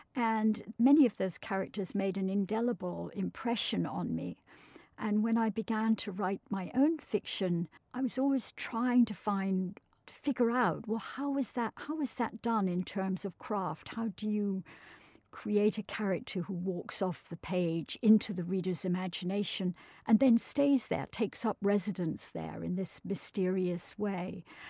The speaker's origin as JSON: {"language": "English", "area": "Scottish countryside", "region": "Scotland", "country": "United Kingdom", "tie": "born or raised there", "said": "as a child growing up in the Scottish countryside"}